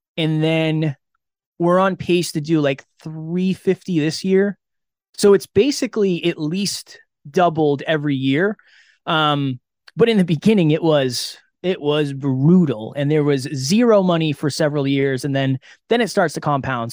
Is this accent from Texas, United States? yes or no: no; an hour outside of Boston, Massachusetts, United States; I grew up an hour outside of Boston